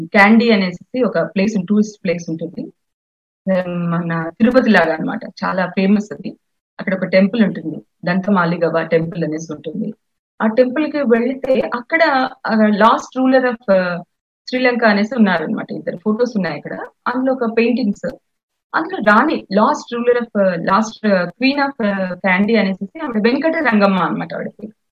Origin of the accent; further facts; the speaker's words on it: Mahabubnagar district, Telangana, India; actual గా మాది మహబూబ్ నగర్ జిల్లా అండి మా స్వస్థలం మహబూబ్ నగర్ జిల్లా